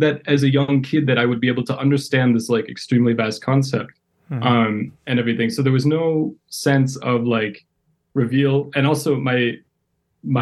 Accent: Madison, Wisconsin, United States; moved away as an adult; also born or lived in Yekaterinburg, Russia / Washington, D.C. area; now in Chicago, United States; I grew up in a predominantly white community in Madison, Wisconsin

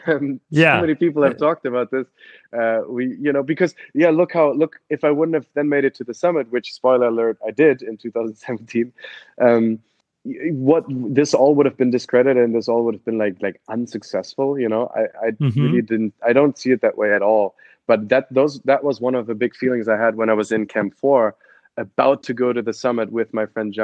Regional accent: Cologne, North Rhine-Westphalia, Germany; English is a second language; moved away; I'm from Cologne, Germany, grew up on like 80 feet above sea level on a farm there 20 minutes outside of Cologne

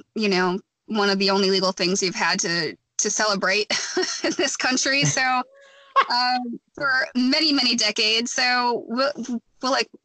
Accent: Wisconsin, United States; moved away; I bartended in Wisconsin, which is my home state

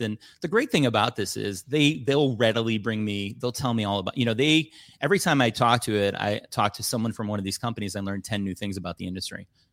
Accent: Chicago, Illinois, United States; I grew up in Chicago

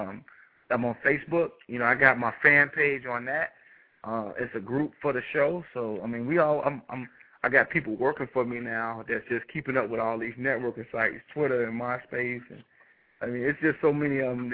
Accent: Chicago, Illinois, United States; now in Dallas, United States; I'm from Chicago

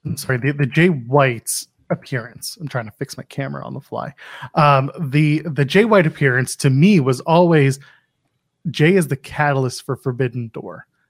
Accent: Canada; As a Canadian

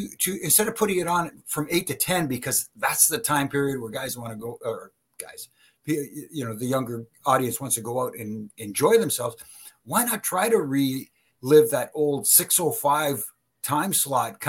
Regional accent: Canada; I'm Canadian

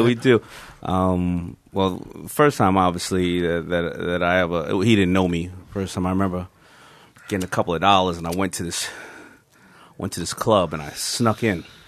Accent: New York City, New York, United States; I grew up in Hollis, Queens

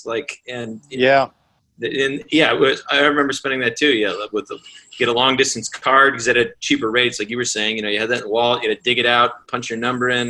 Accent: Mayfield, Ohio, United States; I was like, oh, yeah, I grew up. He's like, where at? I was like, Mayfield on the East Side.

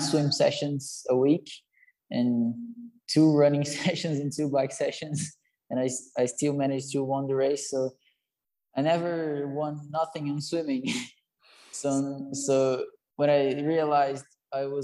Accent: Salto, São Paulo, Brazil; born or raised there

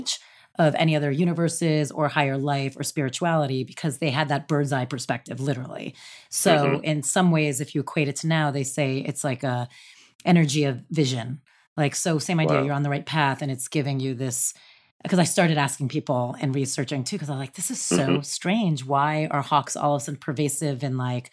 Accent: New Jersey, United States; I'm from New Jersey, right outside the city

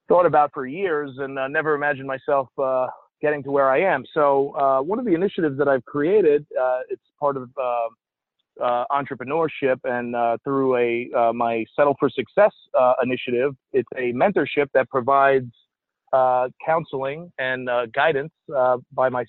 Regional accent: New York City, New York, United States; moved away as an adult; also born or lived in Texas; I grew up in Staten Island, New York

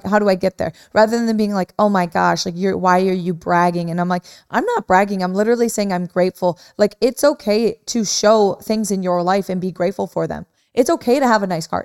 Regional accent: Midwest, United States; moved away

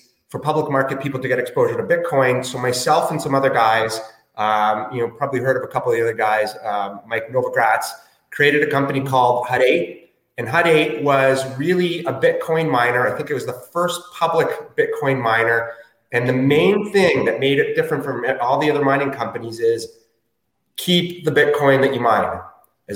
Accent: Chile; moved away; also born or lived in Toronto; I was born in Chile

